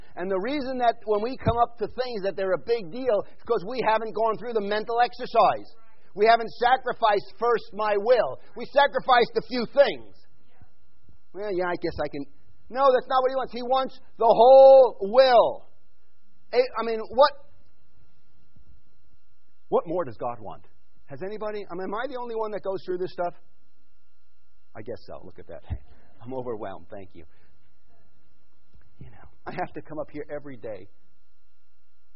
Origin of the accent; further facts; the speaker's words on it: New York, United States; moved away; I grew up in New York and then went to Vaughan